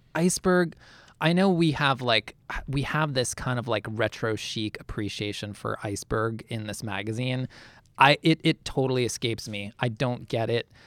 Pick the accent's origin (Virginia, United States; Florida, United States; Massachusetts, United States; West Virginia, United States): Massachusetts, United States; outside Boston; I grew up outside Boston